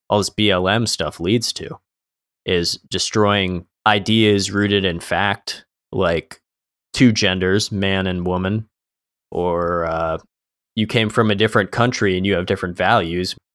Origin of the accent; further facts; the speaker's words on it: Florida, United States; a lot of people, especially we're from Florida, a lot of Cubans, they came from communism